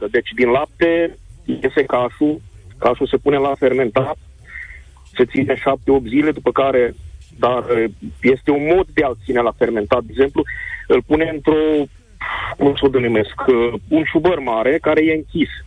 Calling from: Covasna, Covasna County, Romania; Bună ziua, vă sunt de la Covasna.

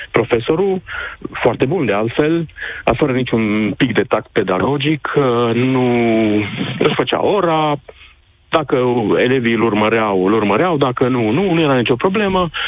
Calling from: Cluj, Cluj County, Romania; Se sunt din Cluj. La noi tariful meditațiilor e 50 de lei ora

